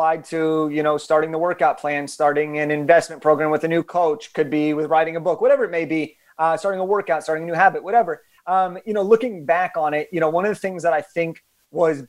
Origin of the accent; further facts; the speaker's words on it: Los Angeles, California, United States; I'm from Los Angeles